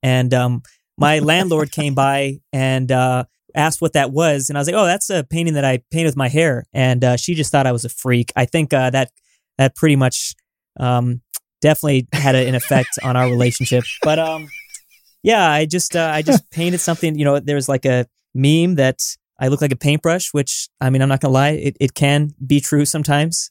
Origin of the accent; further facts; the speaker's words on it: Southern California, United States; I'm from Southern California